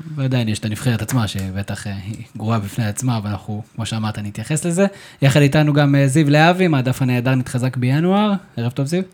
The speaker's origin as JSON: {"language": "Hebrew", "country": "Israel", "said": "אנחנו בתור ישראלים"}